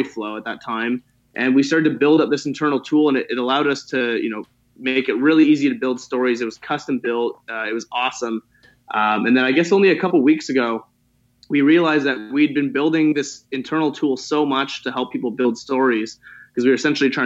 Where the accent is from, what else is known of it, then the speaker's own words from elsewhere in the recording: Toronto, Ontario, Canada; I was born and raised in Toronto